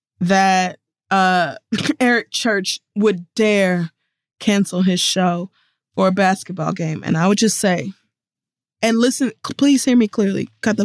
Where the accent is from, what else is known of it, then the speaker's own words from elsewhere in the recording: North Carolina, United States; I'm from North Carolina. I want to watch the Tar Heels.